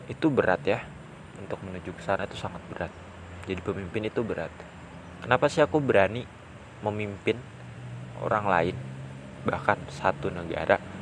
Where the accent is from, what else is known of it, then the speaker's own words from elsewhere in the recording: West Java, Indonesia; born there; now in Gunungkidul, Indonesia; Kabupaten Gunung Kidul yang aku tempati saat ini kemudian aku pengen banget jadi gubernur Jawa Barat karena aku lahirnya di Jawa Barat